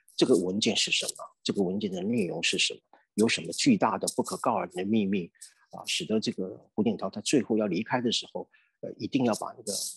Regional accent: Taiwan; 我们台湾人

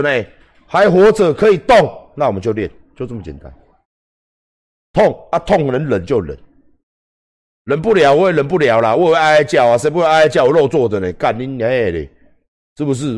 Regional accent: Taiwan; 我只知道是台湾人

